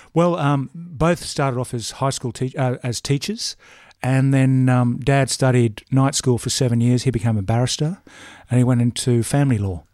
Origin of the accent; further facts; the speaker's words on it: Brisbane, Queensland, Australia; moved away as an adult; now in Peregian Beach, Australia; Brisbane. Um, northern suburbs of Brisbane, Ash Grove, Barden, Red Hill